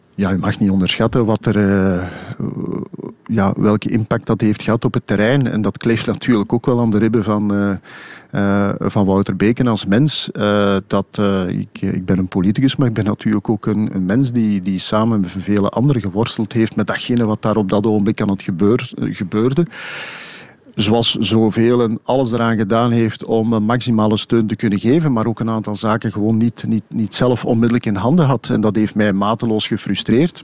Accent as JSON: {"language": "Dutch", "region": "Flanders", "country": "Belgium", "said": "als Vlamingen"}